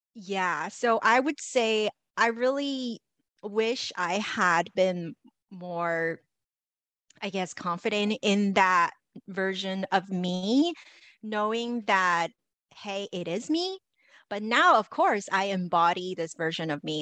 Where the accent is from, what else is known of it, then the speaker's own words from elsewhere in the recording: Los Angeles, California, United States; I grew up in Los Angeles